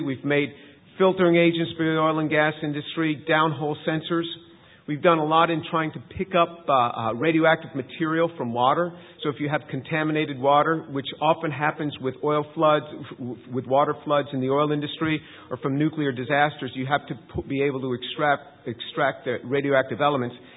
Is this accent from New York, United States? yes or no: yes; New York City area, United States; moved away; also born or lived in Manhattan; I grew up in in the New York City area. I was born in Manhattan, grew up just outside the city.